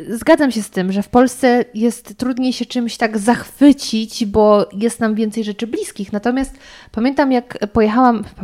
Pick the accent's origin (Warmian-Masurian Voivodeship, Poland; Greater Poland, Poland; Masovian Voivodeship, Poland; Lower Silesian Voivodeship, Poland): Lower Silesian Voivodeship, Poland; dlatego tak, jestem z Dolnego Śląska i zachwycam się tym